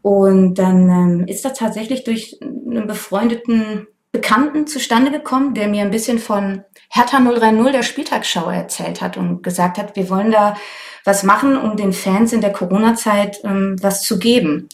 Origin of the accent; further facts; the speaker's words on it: Cologne, North Rhine-Westphalia, Germany; moved away as an adult; now in Berlin, Germany; Ich komme eigentlich aus Köln